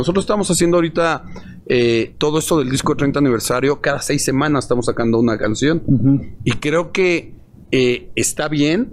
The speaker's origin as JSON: {"language": "Spanish", "country": "Mexico", "said": "somos de México, tenemos una banda de rock acá"}